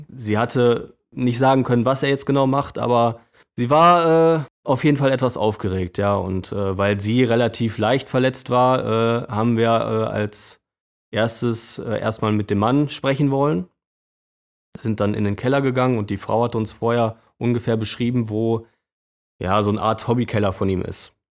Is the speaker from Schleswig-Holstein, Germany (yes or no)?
no; Bielefeld, North Rhine-Westphalia, Germany; Arminia als Bielefelder